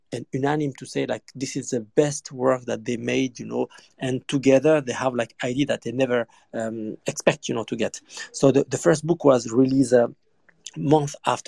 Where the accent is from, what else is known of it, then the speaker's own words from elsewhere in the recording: France; I grew up in France, so in Paris